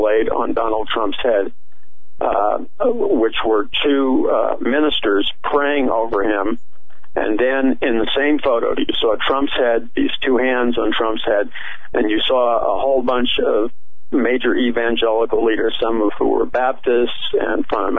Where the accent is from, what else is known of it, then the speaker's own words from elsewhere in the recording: United States; I grew up in America